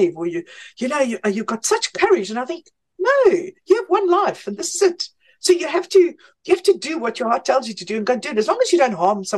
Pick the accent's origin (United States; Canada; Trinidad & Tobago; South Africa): South Africa; Johannesburg, Gauteng; I'm a Joburg chick. I must say, I've never left.